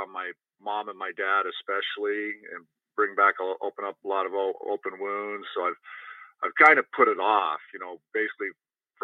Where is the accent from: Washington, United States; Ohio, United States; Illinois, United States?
Washington, United States; Moses Lake; also born or lived in Logan, Utah; I ended up born in Moses Lake, Washington